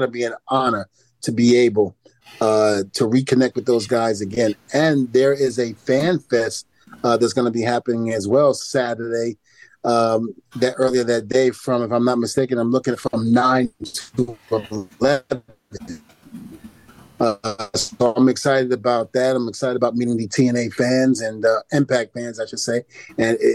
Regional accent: New York City, New York, United States; also born or lived in New Rochelle, New York; I grew up in New Rochelle. Even though I'm from Brooklyn, New York, I spent a little time in New Rochelle, New York

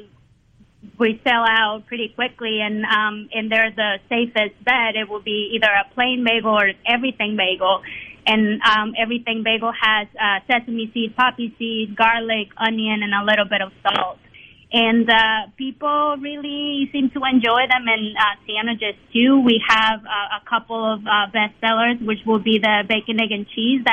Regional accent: Mexico; now in Mississippi, United States; I grew up in Mexico, and I grew up having tacos for breakfast

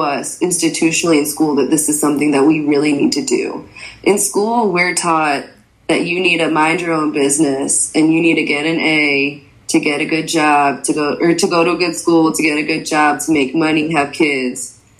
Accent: Michigan, United States; moved away as an adult; also born or lived in Connecticut; now in Chicago, United States; I usually say that I was born in Connecticut and then moved to Michigan and then moved to Chicago for college. But my parents immigrated here from Egypt at different times.

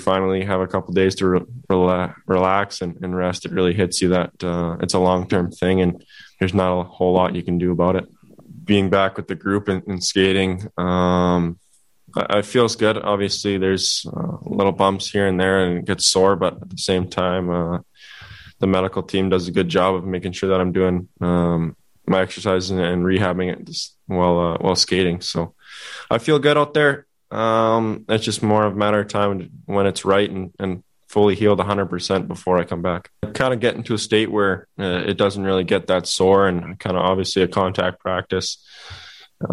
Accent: Canada; as a Canadian kid, you grew up dreaming about playing for that team

